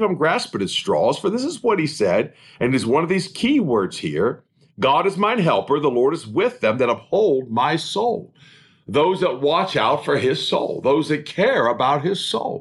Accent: United States; as an American

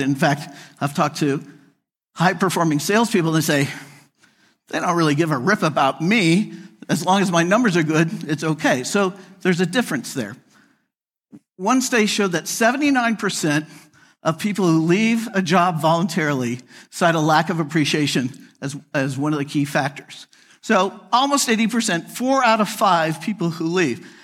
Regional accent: United States; moved away as an adult; also born or lived in Chicago / Phoenix / Atlanta; I grew up outside of Kansas City. I'm a Midwesterner.

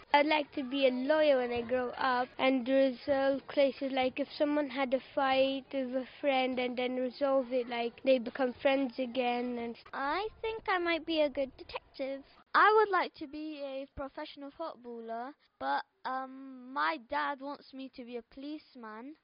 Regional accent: Somalia; now in Bristol, United Kingdom; I'm nine years old and I'm from Somalia

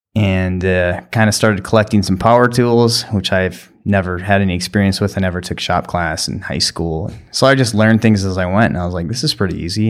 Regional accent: New London, United States; I grew up in New London and went to school there

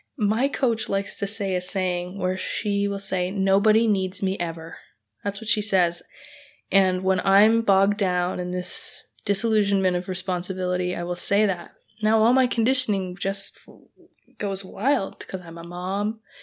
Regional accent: Canada; I'm Canadian

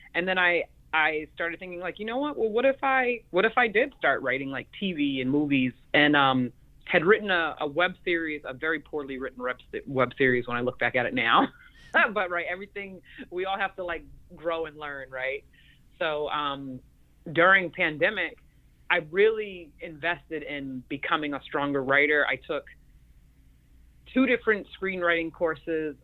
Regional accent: Mashpee, Massachusetts, United States; my upbringing like in Mashpee on the res with the with the natives

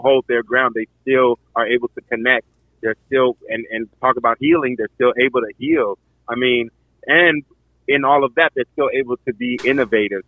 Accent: Akwa Ibom, Nigeria; I am Nigerian, from Akwa Ibom State, Nigeria

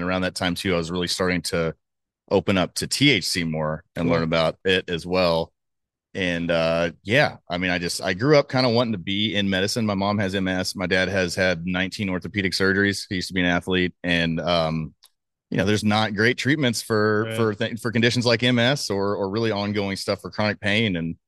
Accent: Dallas, Texas, United States; So I grew up in Dallas. You know, I'm from here. Went off to school and came back. Kind of always loved Texas.

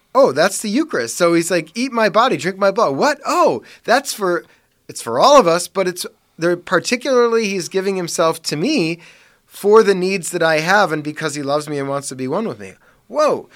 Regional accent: Parma, Ohio, United States; I grew up in Parma

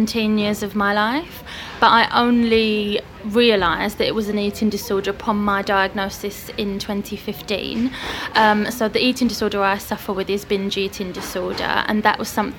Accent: Hertfordshire, East of England, United Kingdom; moved away as an adult; also born or lived in China / Middle East; now in Tring, United Kingdom; I grew up in Hertfordshire, close to where we are today.

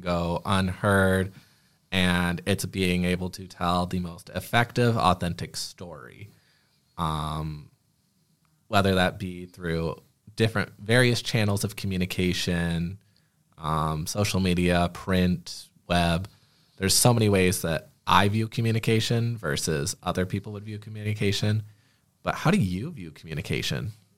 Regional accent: Clio, Michigan, United States; also born or lived in Flint, Michigan; now in Lansing, United States; I grew up in a small town called Clio, Michigan

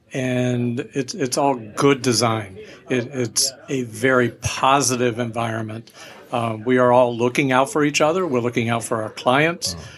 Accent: Ormond Beach, Florida, United States; moved away; also born or lived in Atlanta

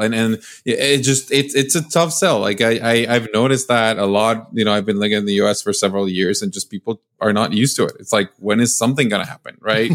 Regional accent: Mexico; moved away; I'm from Mexico

